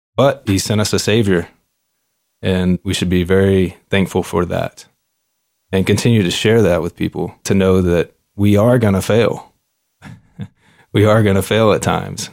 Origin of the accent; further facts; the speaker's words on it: Shreveport, Louisiana, United States; now in Fort Wayne, United States; I was born and raised in Shreveport, Louisiana, in a blue-collar middle-class family.